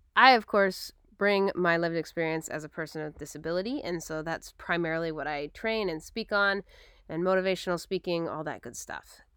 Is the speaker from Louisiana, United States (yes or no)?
no; Portland, Oregon, United States; moved away; also born or lived in Battle Ground, Washington; I grew up in Portland, Oregon, and then I went to school up in Battleground, Washington